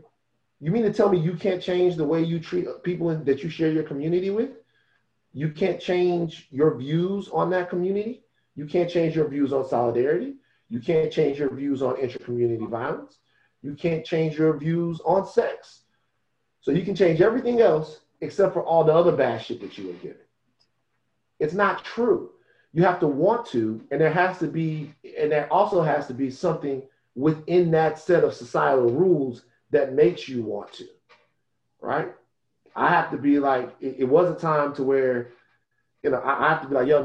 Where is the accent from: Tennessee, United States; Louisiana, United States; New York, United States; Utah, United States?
Louisiana, United States; Baton Rouge; I come from South Baton Rouge, Louisiana